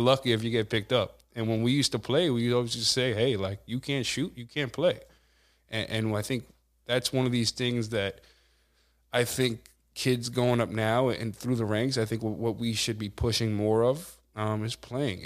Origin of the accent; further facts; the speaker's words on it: Amityville, New York, United States; growing up in the Amityville, Copeg, you know, Wyandotte area